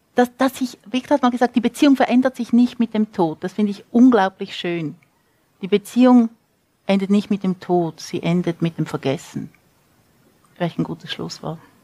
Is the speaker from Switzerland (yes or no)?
yes; Switzerland; moved away as an adult; also born or lived in United States; now in Santa Fe, United States; ich bin Schweizerin, ich bin mit Federica de Cesco-Romanen aufgewachsen